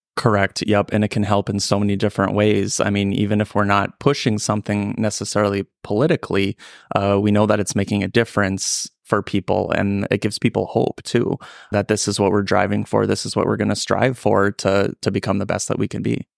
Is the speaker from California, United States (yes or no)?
no; Ellendale, North Dakota, United States; I'm originally from the Ellen Del Norte, Dakota area, born and raised there